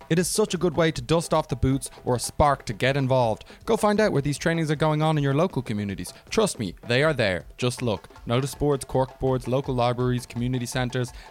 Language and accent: English; Dublin, Leinster, Ireland; I'm from Dublin